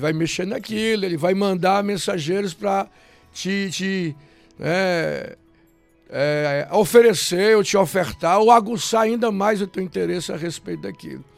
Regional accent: Fortaleza, Ceará, Brazil; eu nasci na cidade de Fortaleza, lá no centro mesmo, no miolozinho da cidade

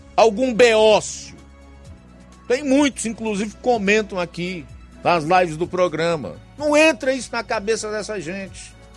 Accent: Brazil

